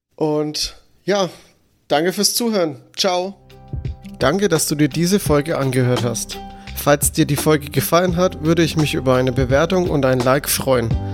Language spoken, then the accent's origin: German; Franconia, Bavaria, Germany; als Franke